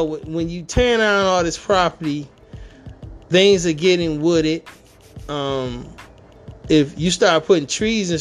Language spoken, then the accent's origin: English; Detroit, Michigan, United States; moved away; I'm born and raised in Detroit